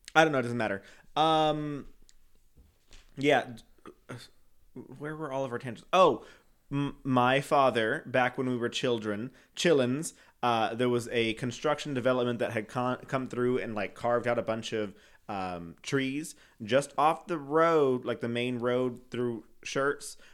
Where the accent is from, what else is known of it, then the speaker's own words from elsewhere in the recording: Canada; moved away; I'm from Canada.